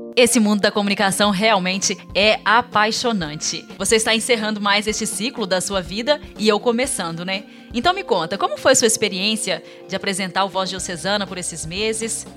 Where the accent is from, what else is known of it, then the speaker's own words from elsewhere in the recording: Imbé de Minas, Minas Gerais, Brazil; moved away as an adult; now in Inhapim, Brazil; sou da cidade de Imbed, Minas. Mas desde dois mil e oito, moro na cidade de Inhapim